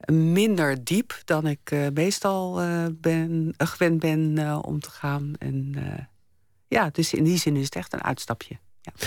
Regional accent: Delft, South Holland, Netherlands; Ik ben opgegroeid in Delft en mijn opa en oma die woonden op Zuid

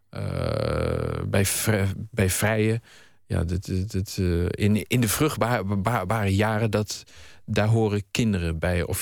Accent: Hoenderloo, Gelderland, Netherlands; also born or lived in Haarlem; Ik, ik ben eh, geboren in Haarlem, maar ik ben daar echt alleen maar geboren. Mijn ouders die woonden toen in Nieuw-Vennep. En toen ik een half jaar was, hebben ze mij en mijn oudere broer verslept naar uh, eh, Hoenderlo

